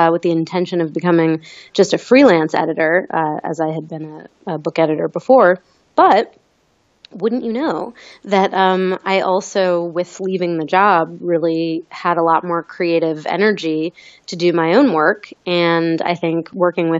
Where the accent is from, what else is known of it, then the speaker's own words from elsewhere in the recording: Maine, United States; moved away; I grew up in Maine